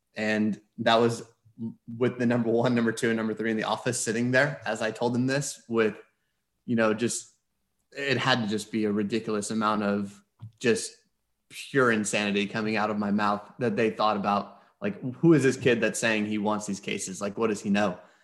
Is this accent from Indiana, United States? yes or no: no; Houston, Texas, United States; moved away as an adult; also born or lived in Philadelphia; I grew up in Houston